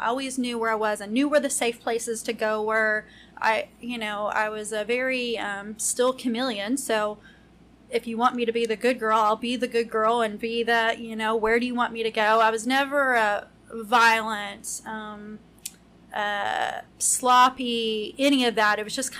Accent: Lexington, Kentucky, United States; I'm from Lexington.

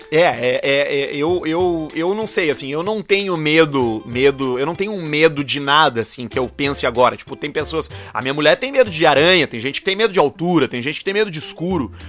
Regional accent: Porto Alegre, Rio Grande do Sul, Brazil; also born or lived in Passo Fundo; sou criado, nasci, fui criado em Porto Alegre, morei durante dois anos em Passo Fundo

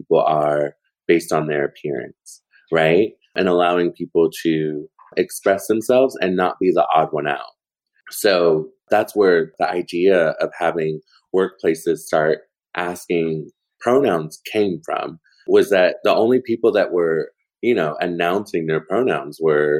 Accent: Portland, Oregon, United States; moved away; Portland is my hometown

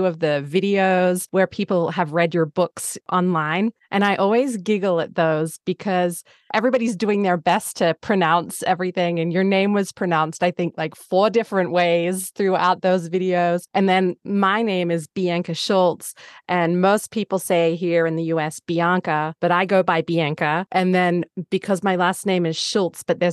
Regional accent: Australia; moved away; I grew up in Australia

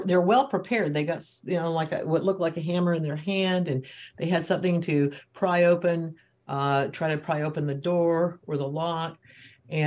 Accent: Utah, United States; I'm from Utah and there's a lot of churches here

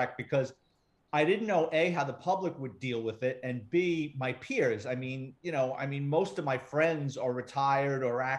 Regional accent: New York City, New York, United States; I grew up in the Bronx, New York City

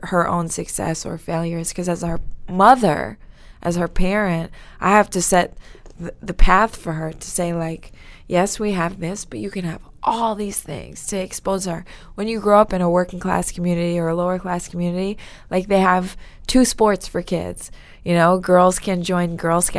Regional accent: New York City, New York, United States; I grew up in Garrison Beach. It was a really small community in Brooklyn

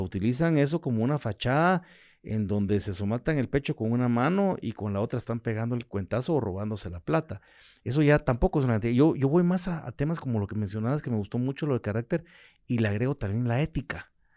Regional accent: Guatemala; yo como ciudadano, como, como guatemalteco

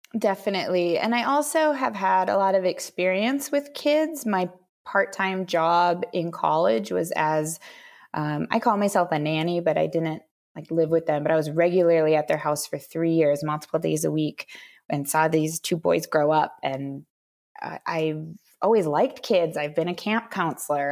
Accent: Minnesota, United States; moved away as an adult; also born or lived in Florida / Texas / Washington D.C.; I'm originally born and raised in Minnesota

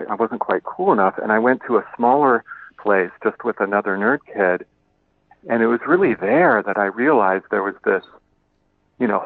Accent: Tucson, Arizona, United States; I grew up in Tucson, Arizona, which is only 90 miles from the Mexican border

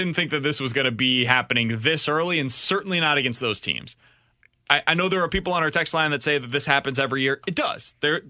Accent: Kansas City, Missouri, United States; now in St. Louis, United States; My hometown, Kansas City

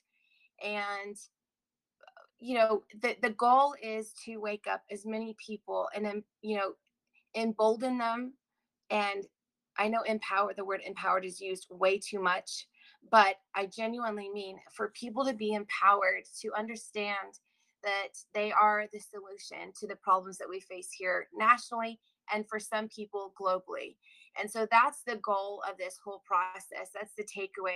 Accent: Texas, United States; moved away as an adult; now in South Carolina, United States; I love Texas. That's my home state

